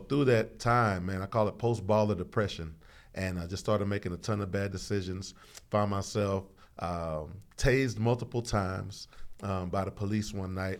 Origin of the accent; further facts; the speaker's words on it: Houston, Texas, United States; also born or lived in Saint Croix, US Virgin Islands; I was born in Saint Croix, raised in the southeast side of Houston, Texas